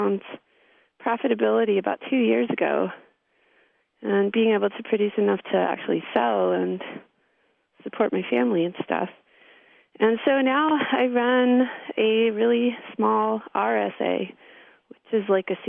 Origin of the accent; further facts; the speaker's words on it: California, United States; moved away as an adult; also born or lived in Milwaukee, Wisconsin; now in Wisconsin, United States; I'm from California, and I initially was brought to Wisconsin via the film department at the University of Wisconsin in Milwaukee